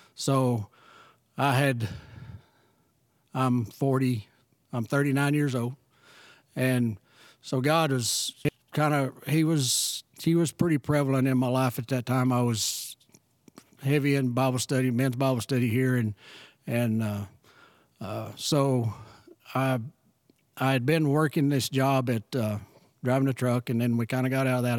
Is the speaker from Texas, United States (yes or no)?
yes; Kitticoat, Texas, United States; moved away as an adult; also born or lived in Shallowater, Texas; born and raised in Kitticoat, Texas